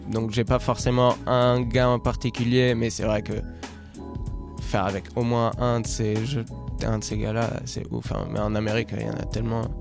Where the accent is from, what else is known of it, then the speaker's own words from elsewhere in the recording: Rome, Lazio, Italy; moved away as an adult; moi, je suis né à Rome, j'ai grandi à Rome jusqu'à mes 18 ans